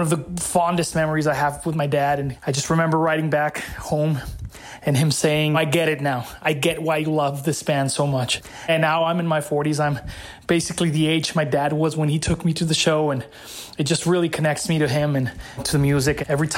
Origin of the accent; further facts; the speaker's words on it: Ciudad Juarez, Chihuahua, Mexico; I'm from Ciudad Juarez, Chihuahua, Mexico, right across the border from El Paso, Texas.